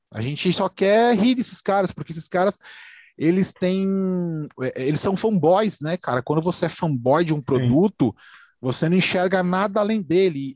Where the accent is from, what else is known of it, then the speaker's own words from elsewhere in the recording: Brazil; a gente é brasileiro